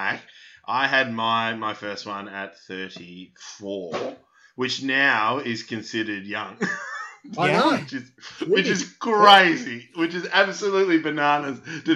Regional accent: Melbourne, Victoria, Australia; I grew up in North Carlton

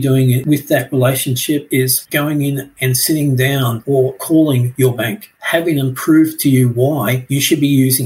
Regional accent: Australia; being an Aussie

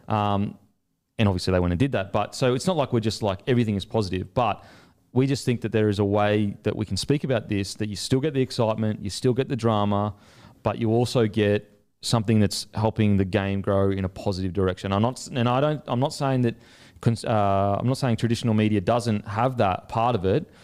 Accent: Australia; also born or lived in New Zealand; I'm the Aussie coming over there

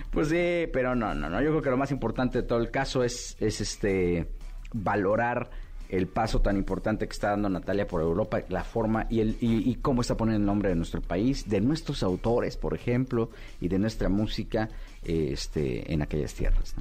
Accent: Mexico; nosotros como público mexicano

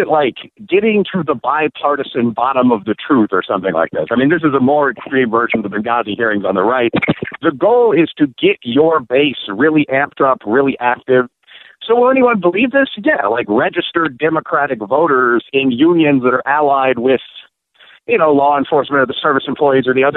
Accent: Chicago, Illinois, United States; moved away; also born or lived in Kentucky; I'm from the South Side of Chicago

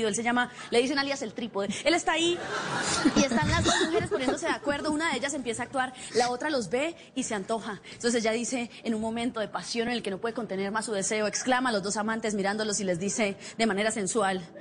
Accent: Cúcuta, Norte de Santander, Colombia; Yo tengo problemas para el amor porque yo soy cucuteña. Este acento no es erótico, ¿sí o no?

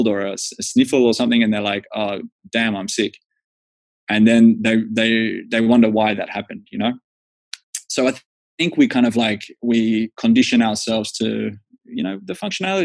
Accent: Australia; moved away as an adult; now in Finland; I'm Australian

